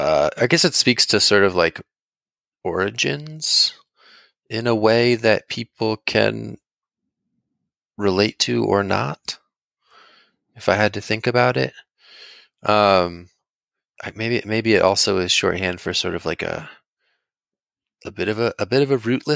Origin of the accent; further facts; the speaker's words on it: San Francisco, California, United States; also born or lived in Chicago / Washington DC / New York; now in Philadelphia, United States; I find myself often being like, I'm from San Francisco. I went to college in Chicago, and I just kept rolling east.